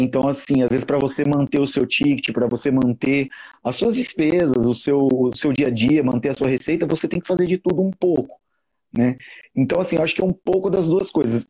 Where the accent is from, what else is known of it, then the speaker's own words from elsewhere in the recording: São José do Rio Preto, São Paulo, Brazil; moved away as an adult; now in São Paulo, Brazil; eu atualmente moro em São Paulo, mas eu sou daqui de São José do Rio Preto